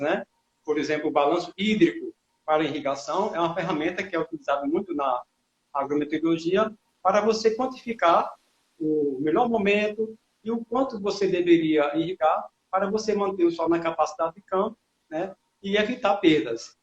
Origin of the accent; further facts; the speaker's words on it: Paraíba, Brazil; moved away as an adult; now in Sergipe, Brazil; eu sou paraibano, mas já estou aqui há muito tempo